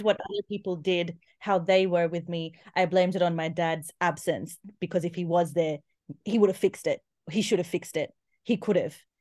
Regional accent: Australia; accent: Aussie; I'm Indian, born in Australia

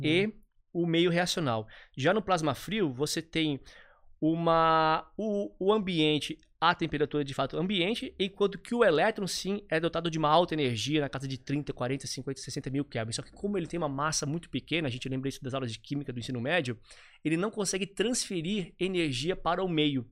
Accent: Nova Trento, Santa Catarina, Brazil; moved away; Eu vim de Nova Trento, uma cidade linda, fantástica, é, de 10 mil habitantes, no interior de Santa Catarina. Tive uma infância bem de, de interior

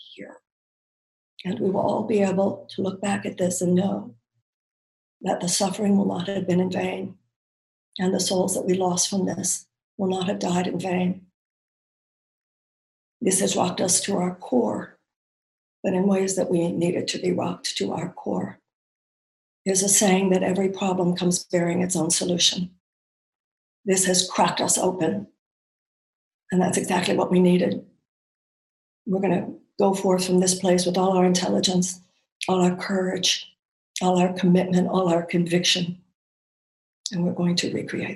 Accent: United States; as an American

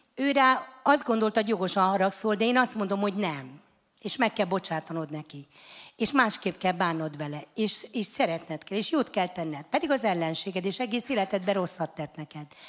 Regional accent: Hungary; Mi büszke magyarok vagyunk

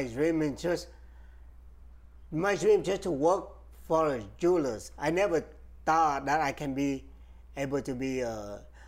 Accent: Vietnam; moved away as an adult; now in Houston, United States; I came from Vietnam. I was born and raised in Vietnam. I came here in 1996.

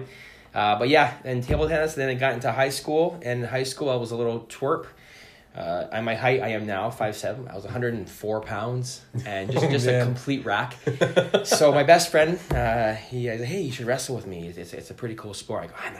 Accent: Ontario, Canada; I moved here from Ontario, from near London, Ontario, about an hour and a half outside of Toronto.

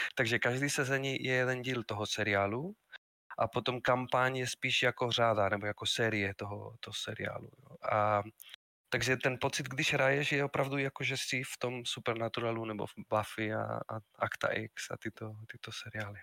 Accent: Spain; Czech is a second language; moved away as an adult; also born or lived in Madrid; now in Brno, Czech Republic; pocházím ze Španělska, ale žiju už v České republice víc než 22 let

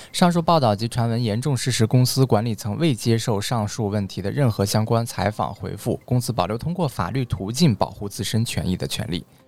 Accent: Xuanhua, Hebei, China; moved away; 宣化啊，就是我们老家啊

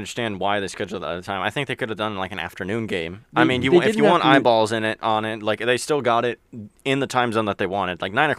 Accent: Florida, United States; I think like you, I am also Floridian

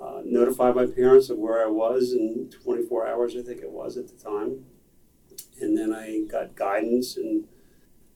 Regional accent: McLean, Virginia, United States; I was raised in McLean, and my parents lived in McLean

